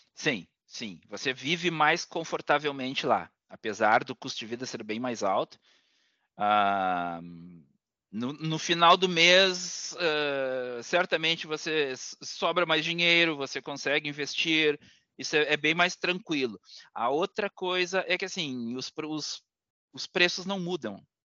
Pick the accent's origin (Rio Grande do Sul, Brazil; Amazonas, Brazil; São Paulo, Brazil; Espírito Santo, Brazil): Rio Grande do Sul, Brazil; Porto Alegre; moved away as an adult; now in London, United Kingdom; eu sou gaúcho de Porto Alegre, mas moro há quatro anos na Inglaterra, mais especificamente em Londres